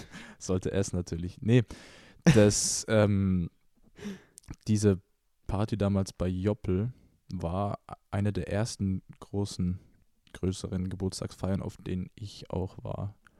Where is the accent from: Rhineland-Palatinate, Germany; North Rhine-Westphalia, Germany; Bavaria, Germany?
Bavaria, Germany; Ingolstadt; war ich damals in einem Pflegeheim bei uns in Ingolstadt